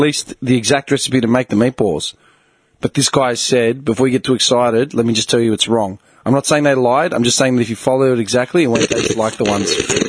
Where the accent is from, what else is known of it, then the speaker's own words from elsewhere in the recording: Melbourne, Victoria, Australia; I was born in Carlton